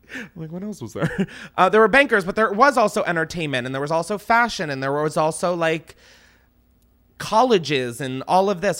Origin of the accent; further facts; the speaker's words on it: East Coast, United States; moved away as an adult; now in Los Angeles, United States; I grew up on the East Coast, so I am three thousand miles away from my family